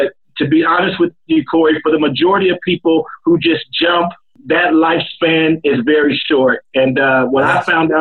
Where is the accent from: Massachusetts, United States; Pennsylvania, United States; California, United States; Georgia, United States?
California, United States; Compton; moved away as an adult; also born or lived in Germany; I'm originally from a little city called Compton, California. Don't know if you ever heard of it, but when I was raised in Compton, California